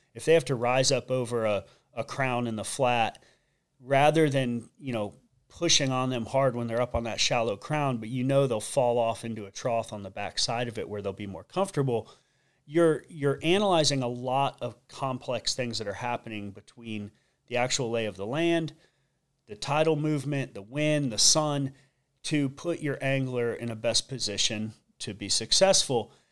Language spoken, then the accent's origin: English; Sanibel, Florida, United States; born and raised on Sanibel Island